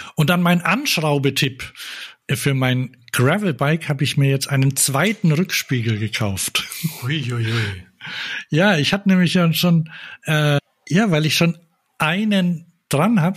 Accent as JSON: {"language": "German", "town": "Bamberg", "region": "Bavaria", "country": "Germany", "tie": "born or raised there", "said": "wir sind da geboren in Bamberg."}